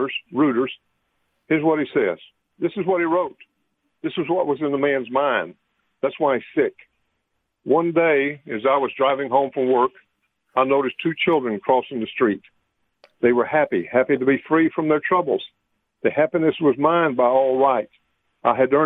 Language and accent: English; Del Rio, Texas, United States; I'm from Del Rio. The river's right out my back door about a mile